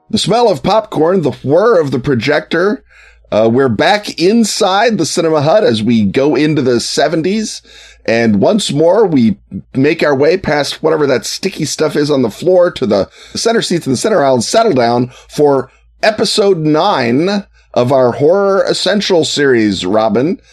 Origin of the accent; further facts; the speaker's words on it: Chicago, Illinois, United States; as a Chicagoan